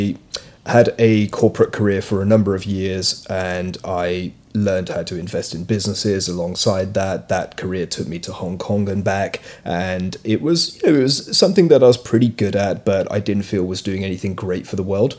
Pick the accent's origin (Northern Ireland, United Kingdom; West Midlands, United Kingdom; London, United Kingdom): London, United Kingdom; So I'm British, but I'm of Indian origin. My parents are immigrants from East Africa, so I was born in the UK. I grew up here.